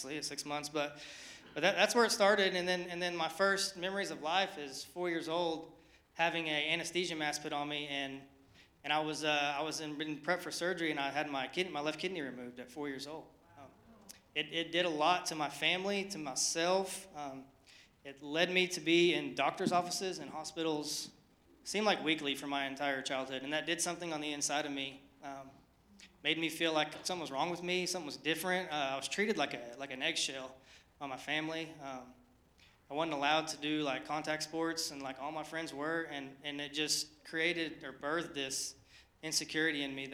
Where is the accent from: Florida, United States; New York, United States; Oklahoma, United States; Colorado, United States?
Oklahoma, United States; Oklahoma City; moved away; I'm from Oklahoma, born and raised. I'm an Okie, not from Muskogee, from Oklahoma City.